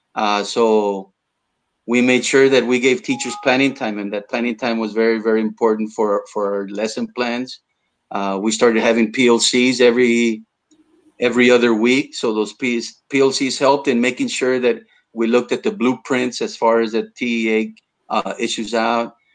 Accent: South Texas, United States; first language Spanish; English is a second language; here in south texas we we have our own vernacular

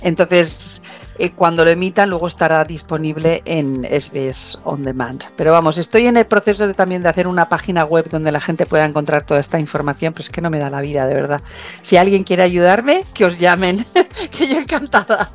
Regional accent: San Sebastián, Basque Country, Spain; now in Australia; San Sebastián primero porque es mi casa, es, mm, yo soy Donostiarra

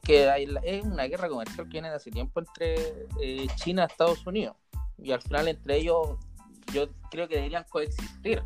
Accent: Chile; acá en Chile

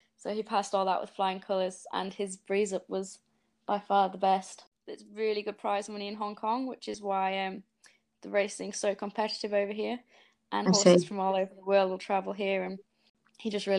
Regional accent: Yorkshire and the Humber, United Kingdom; moved away as an adult; now in New Zealand; I'm 24 and I'm originally from Yorkshire, but for the last 5.5 years, I've been living in New Zealand

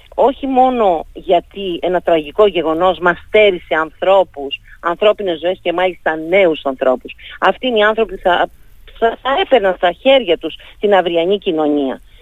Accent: Lasithi, Crete, Greece; για τον τόπο μου, για το mm. Λασίθι, για την Κρήτη γενικά

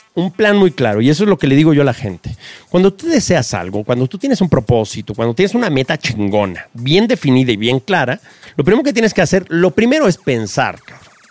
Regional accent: Mexico City, Mexico; Yo vengo de un barrio yo crecí en el Triángulo de las Bermudas entre Tepito, La Lagunilla y La Guerrero.

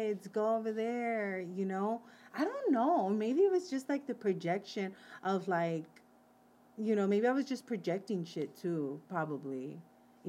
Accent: Wilmington, California, United States; growing up in Wilmington.

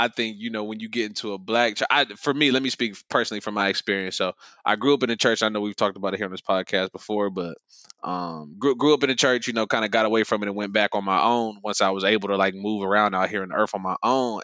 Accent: Ohio, United States; accent: Southern; moved away; I'm from Ohio

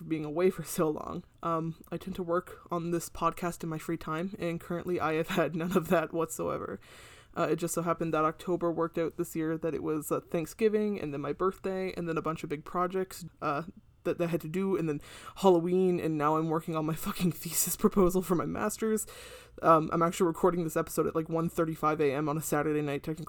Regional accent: Canada; as a Canadian.

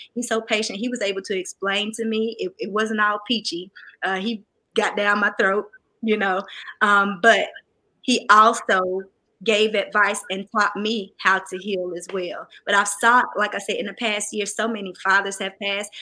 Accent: the South, United States; I'm from the South, a little country

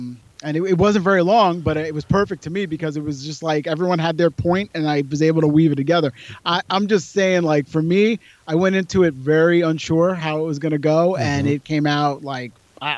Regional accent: New York City, New York, United States; also born or lived in Warwick, New York / Hoboken, New Jersey / Brooklyn, New York; I was born in the Bronx in New York City, one of the boroughs of New York City, the Bronx. And I was there till about 12. Then I moved a little bit upstate, like to a suburb of New York City, about, let's say, 60 miles away. And it's called Warwick, New York.

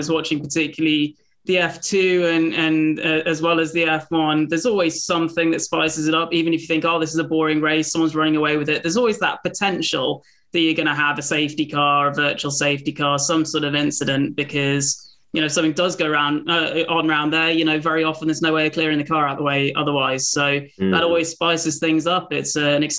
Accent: United Kingdom; I'm a British racing driver

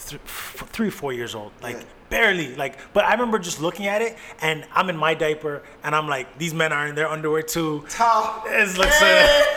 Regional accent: Canada; I'm from Canada.

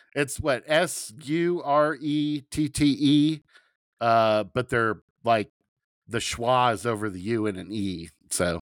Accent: Southern Ohio, United States; I'm from Southern Ohio

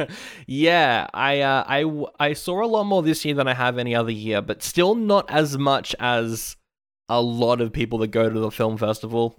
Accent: Australia; I am Aussie

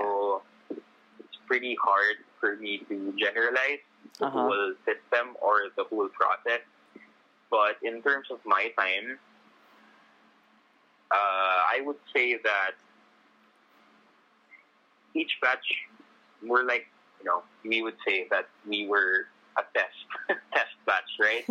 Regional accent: Makati, Metro Manila, Philippines; Manila residents like me, I came from Metro Manila. I live in Makati.

